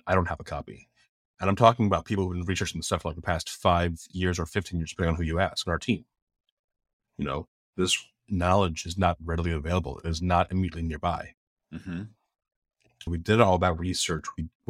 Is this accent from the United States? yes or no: no; Philippines; But just being a Filipino person, all at once felt like, wow, this is a very small field.